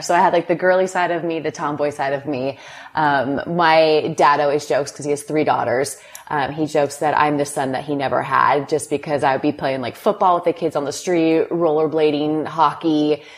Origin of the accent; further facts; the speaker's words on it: Lake Forest, California, United States; I grew up in Lake Forest, California, so not very far from where we are now, Newport Beach